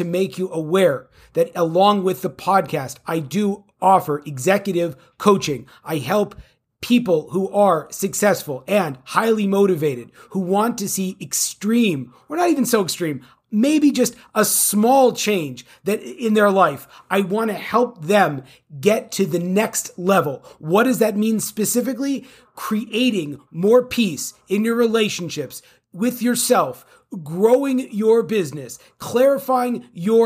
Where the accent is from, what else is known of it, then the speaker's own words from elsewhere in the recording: California, United States; I'm from California